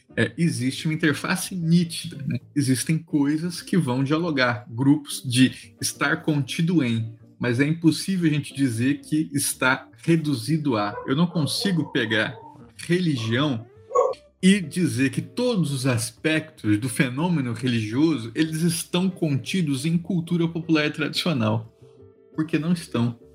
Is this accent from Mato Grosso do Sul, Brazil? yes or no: yes; Mato Grosso do Sul, Brazil; Eu sou sul-mato-grossense, né? Sou lá do centro-oeste